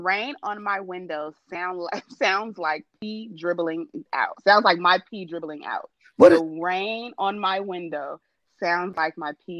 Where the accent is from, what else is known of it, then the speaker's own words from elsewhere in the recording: California, United States; I'm from California.